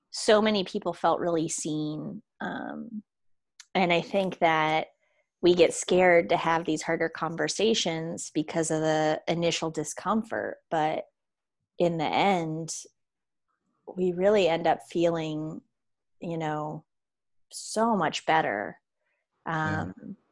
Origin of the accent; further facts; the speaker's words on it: Jamaica; I'm Jamaican and the Jamaican identity is different than maybe what you're projecting onto